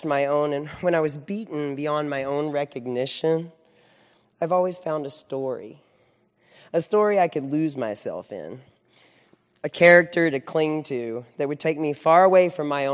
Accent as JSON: {"language": "English", "region": "Central Texas", "country": "United States", "tie": "born or raised there", "said": "I was raised in Central Texas"}